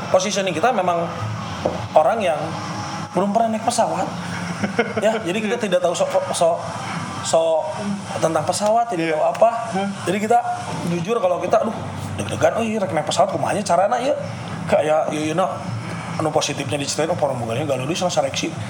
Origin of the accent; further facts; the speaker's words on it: West Java, Indonesia; Misalnya saya orang Sunda, saya melekat kesundaan saya, saya suka Persib